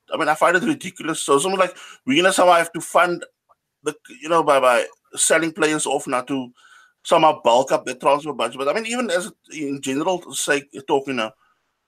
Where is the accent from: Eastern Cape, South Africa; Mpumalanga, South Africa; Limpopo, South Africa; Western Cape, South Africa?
Western Cape, South Africa; Cape Town; moved away as an adult; now in Germany; I'm from Cape Town, moved to Germany so about 15 or 16 years ago.